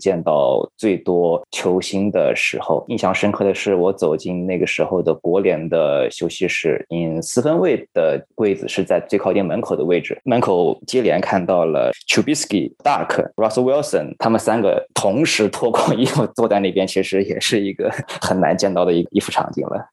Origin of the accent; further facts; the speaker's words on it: China; 我是来自中国的记者